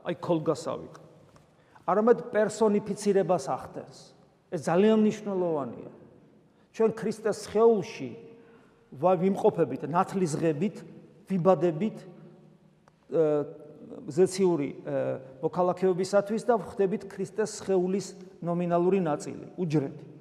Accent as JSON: {"language": "Georgian", "country": "Georgia"}